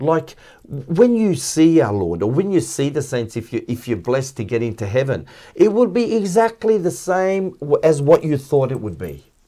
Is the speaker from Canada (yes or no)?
no; Melbourne, Victoria, Australia; I grew up in Flemington, um, it was a very basic suburb